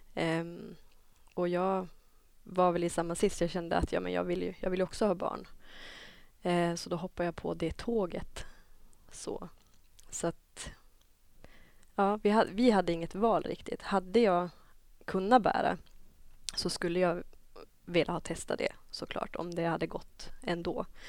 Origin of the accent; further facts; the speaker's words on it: Dorotea, Västerbotten County, Sweden; now in Umeå, Sweden; kommer egentligen från Dorotea, ett samhälle som ligger 20 mil inåt landet från Umeå